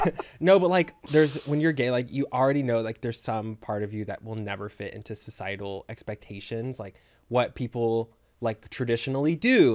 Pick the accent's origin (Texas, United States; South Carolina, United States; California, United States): Texas, United States; moved away; growing up in Texas